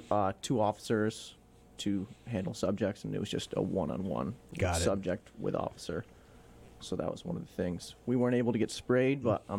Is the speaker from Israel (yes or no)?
no; Pittsfield, Massachusetts, United States; So I was born and raised in Pittsfield. Went to Taconic High School.